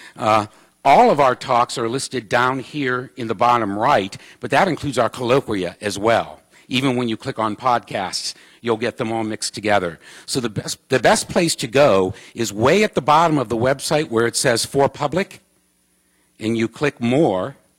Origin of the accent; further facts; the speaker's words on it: Ohio, United States; now in Arizona, United States; I'm from Ohio